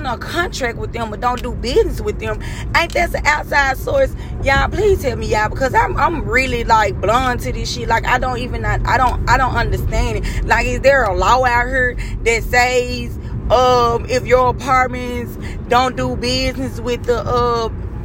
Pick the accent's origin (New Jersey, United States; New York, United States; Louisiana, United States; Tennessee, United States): Tennessee, United States; Memphis; moved away; I'm from Memphis